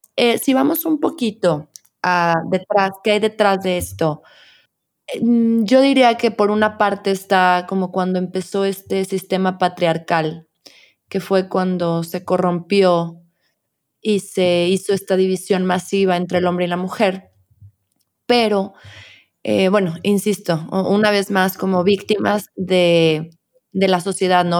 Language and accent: Spanish; León, Guanajuato, Mexico; los que somos de León y de Guanajuato